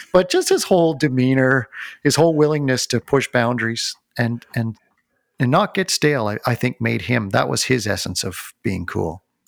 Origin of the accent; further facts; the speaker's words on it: North Bay, Ontario, Canada; I grew up in North Bay, Ontario, so there weren't a lot of live concerts to go